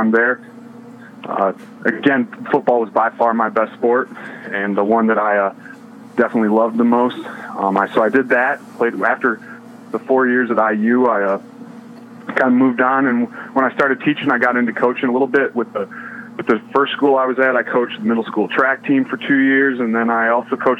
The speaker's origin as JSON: {"language": "English", "town": "Charlevoix", "region": "Michigan", "country": "United States", "also_born_or_lived": "Indianapolis, Indiana", "moved": "as an adult", "said": "I'm from Charlevoix, Michigan originally, so it was a chance to come back to the state"}